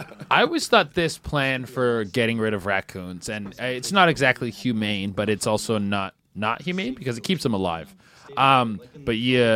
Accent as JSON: {"language": "English", "country": "Canada", "said": "I'm from Canada."}